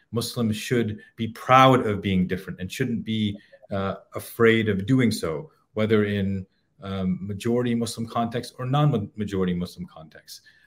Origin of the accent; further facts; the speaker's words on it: Edinburgh, Scotland, United Kingdom; I was born in Edinburgh, Scotland.